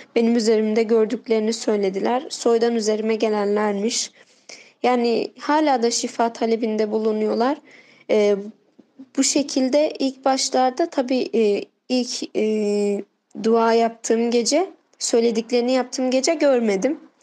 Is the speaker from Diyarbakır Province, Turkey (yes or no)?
yes; Diyarbakır, Diyarbakır Province, Turkey